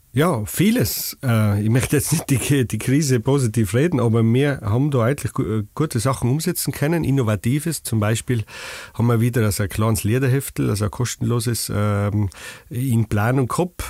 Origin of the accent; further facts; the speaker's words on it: Stubai Valley, Tyrol, Austria; accent: Tyrolean; ich komme aus dem Stuartal, das gehört zu dem Bezirk